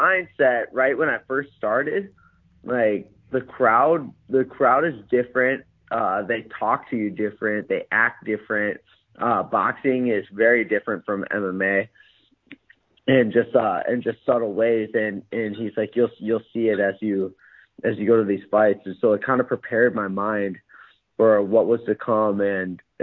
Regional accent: Minnesota, United States; I'm pretty much from Canada. Minnesota's right on the border of Canada

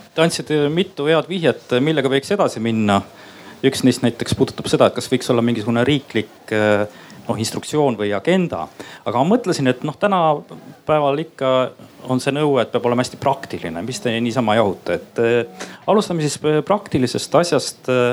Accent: Estonia; ma olen lihtsalt üks Eesti inimene

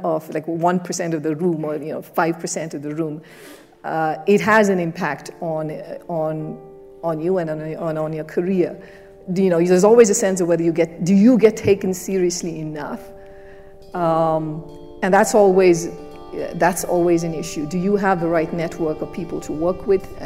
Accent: India; moved away; I grew up in an emerging market, I grew up in India

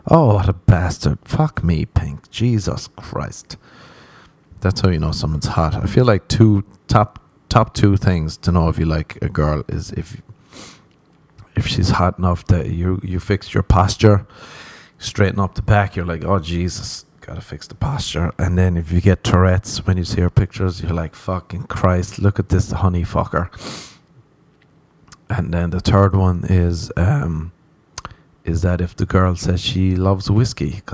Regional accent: Ireland; now in Los Angeles, United States

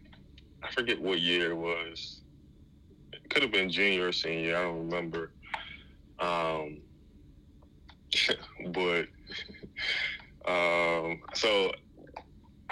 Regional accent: Baltimore, Maryland, United States; growing up in Baltimore

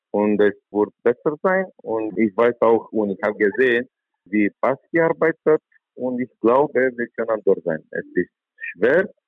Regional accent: Romania; German is a second language

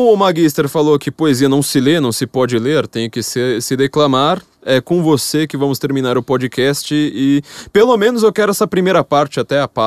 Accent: São Paulo, Brazil; é que a gente é paulista

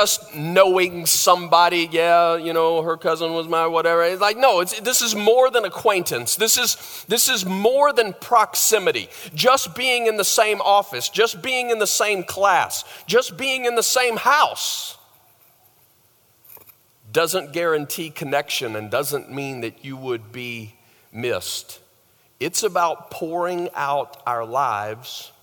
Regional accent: the South, United States; moved away as an adult; I grew up in the South

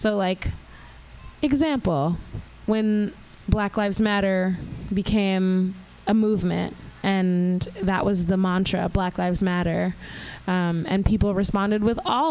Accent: New York City, New York, United States; I grew up in Southside Jamaica, Queens

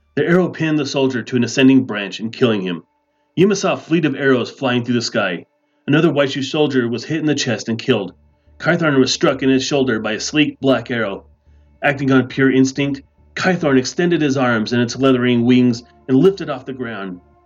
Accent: Denver, Colorado, United States; I'm from Denver, Colorado.

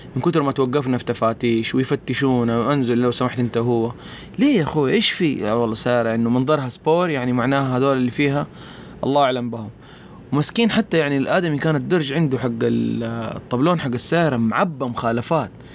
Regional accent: Mecca, Makkah Province, Saudi Arabia; also born or lived in Riyadh; انا اصلا مو من الطائف، انا جاي من مكه

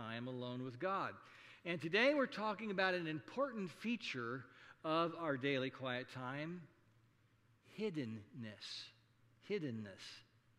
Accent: Saunders County, Nebraska, United States; when I was growing up in District 3, Saunders County Country School

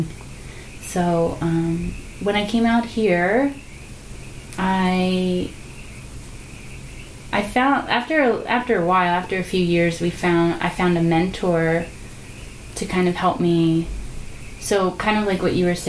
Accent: New Jersey, United States; moved away as an adult; also born or lived in Georgia; now in Los Angeles, United States; I'm from New Jersey, so I grew up there

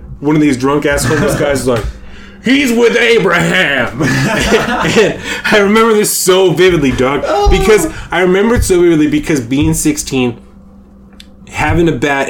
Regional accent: Bremerton, Washington, United States; when you're a young motherfucker growing up in Bremerton

